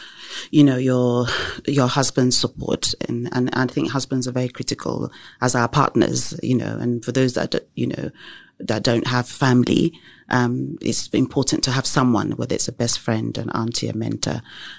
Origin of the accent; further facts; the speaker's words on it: England, United Kingdom; But in terms of growing up in England, however, we were considered as black minorities.